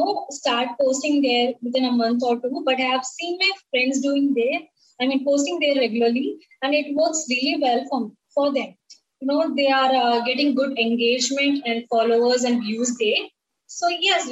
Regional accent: Tamil Nadu, India; first language Tamil; English is a second language; I'm from Tamil Nadu. So we speak Tamil here

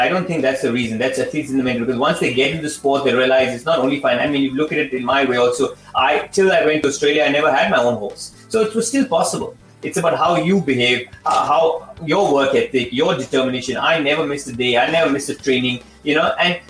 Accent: India; moved away; But I never had that opportunity because I not, you know, trained, I came from India.

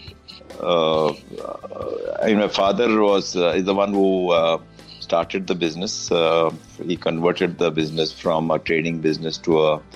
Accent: Mumbai, Maharashtra, India; also born or lived in Bandra, Mumbai; first 40 years of my life, I grew up in South Bombay at Haji Ali. And I was born in that house, actually

